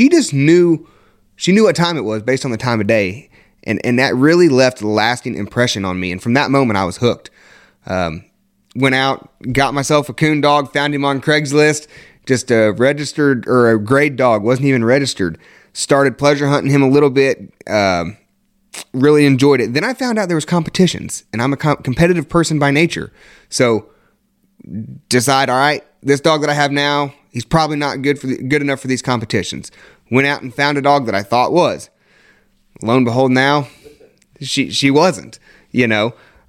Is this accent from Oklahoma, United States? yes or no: no; Indiana, United States; also born or lived in North Carolina; I grew up born in North Carolina, raised here in Indiana